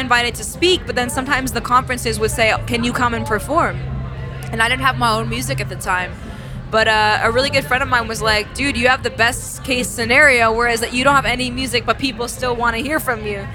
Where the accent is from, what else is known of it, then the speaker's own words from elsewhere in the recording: New York City, New York, United States; I grew up in New York City